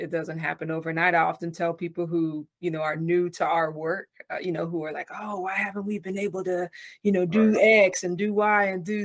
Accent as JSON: {"language": "English", "region": "Florida", "country": "United States", "moved": "yes", "lives_now": "North Carolina, United States", "said": "I'm originally from Florida"}